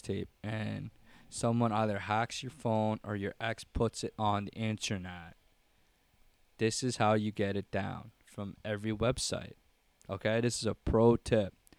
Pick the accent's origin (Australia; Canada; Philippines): Philippines; I'm Filipino.